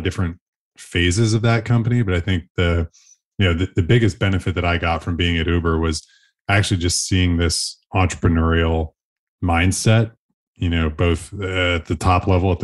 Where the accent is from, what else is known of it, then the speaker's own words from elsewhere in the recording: Buffalo, New York, United States; born and raised in Buffalo, New York